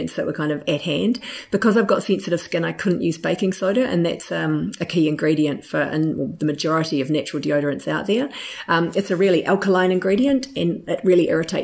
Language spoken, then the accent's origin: English; Hawke's Bay, New Zealand; I'm from Hawke's Bay